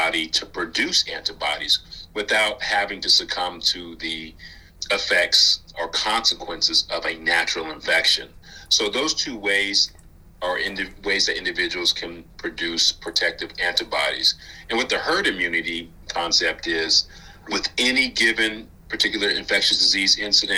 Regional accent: Indianapolis, Indiana, United States; also born or lived in Detroit, Michigan; now in Kentucky, United States; I'm originally from Indianapolis, Indiana.

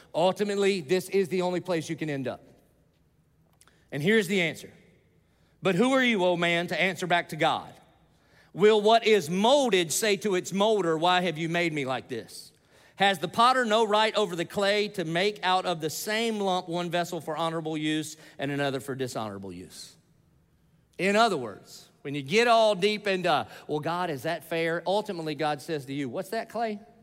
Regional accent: the South, United States; I grew up in the South

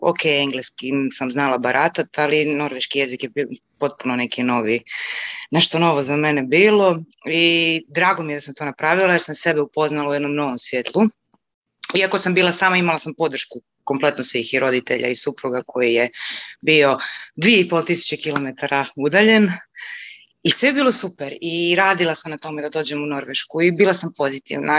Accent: Rijeka, Primorje-Gorski Kotar County, Croatia; moved away as an adult; now in Norway; inače sam iz Rijeke, iz Hrvatske

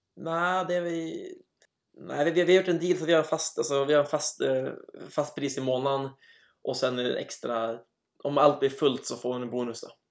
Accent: Umeå, Västerbotten County, Sweden; now in Trondheim, Norway; i Umeå där jag är uppvuxen

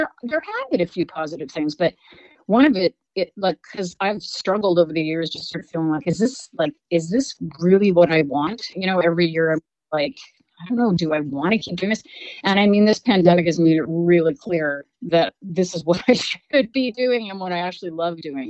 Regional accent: Canada

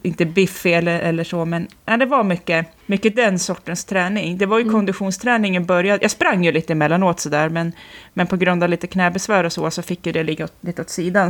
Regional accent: Jämtland, Sweden; born or raised there; also born or lived in Västerås

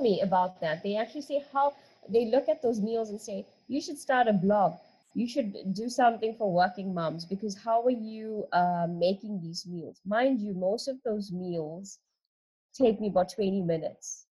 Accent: South Africa; born or raised there

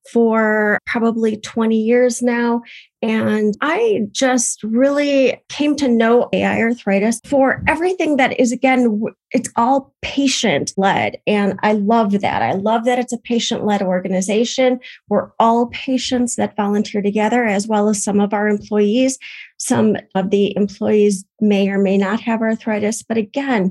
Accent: Madison, Wisconsin, United States; I am from the Madison, Wisconsin area in the United States

